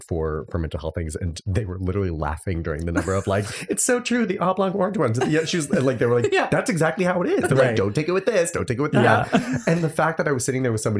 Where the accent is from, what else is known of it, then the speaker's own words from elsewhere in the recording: the South, United States; I grew up in the South